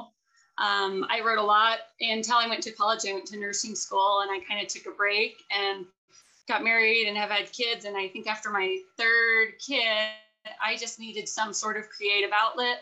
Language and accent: English; Texas, United States; moved away as an adult; also born or lived in Idaho; now in Blackfoot, United States; I grew up in Texas